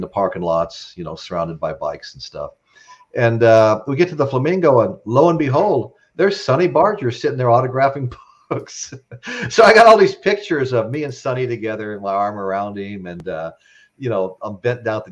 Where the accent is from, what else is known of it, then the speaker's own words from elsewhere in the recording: Las Vegas, Nevada, United States; growing up in Vegas area